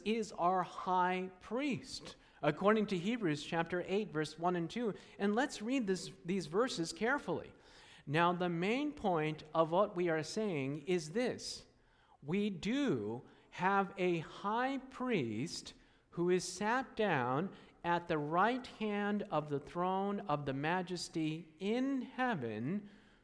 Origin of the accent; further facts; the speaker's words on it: Takoma Park, Maryland, United States; I was born in Tacoma Park, Maryland, at Washington Adventist Hospital.